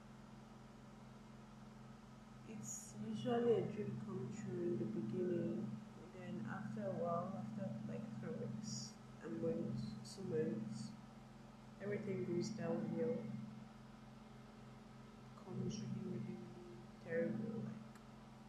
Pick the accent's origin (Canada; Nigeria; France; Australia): Nigeria; I'm a Nigerian, you understand? I'm a Nigerian girl